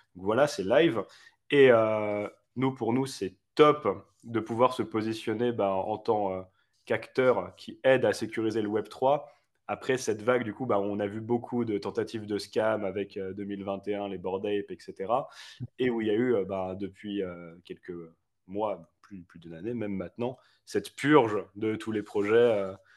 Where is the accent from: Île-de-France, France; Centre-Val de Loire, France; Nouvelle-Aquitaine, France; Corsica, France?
Île-de-France, France; Paris; moved away as an adult; now in Geneva, Switzerland; moi, je suis parisien de base